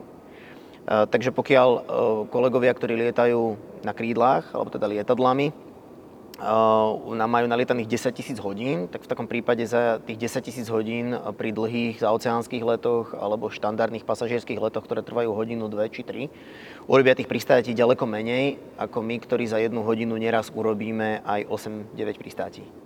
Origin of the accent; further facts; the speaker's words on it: Banská Bystrica, Banská Bystrica Region, Slovakia; Som rodákom z Banskej Bystrice. Letecká základňa Sliač a letisko Sliač boli len pár kilometrov vzdialené od uh, môjho paneláku, v ktorom som vyrastal